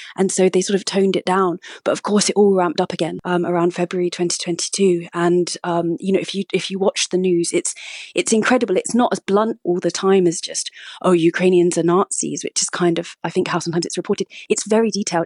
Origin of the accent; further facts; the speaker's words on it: United Kingdom; also born or lived in Moscow; as a British person